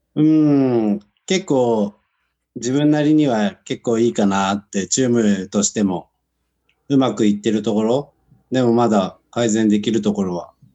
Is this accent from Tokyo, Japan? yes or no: no; Kumagaya, Saitama, Japan; moved away; 僕の、その、生まれ育った熊谷っていうのが、ラグビータウンで有名で。